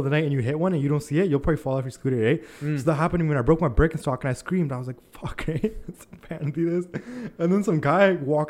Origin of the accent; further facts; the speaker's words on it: Canada; I'm Canadian